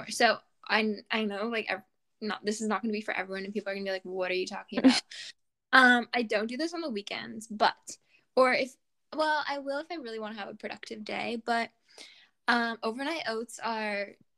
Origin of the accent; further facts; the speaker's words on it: Canada; we're Canadian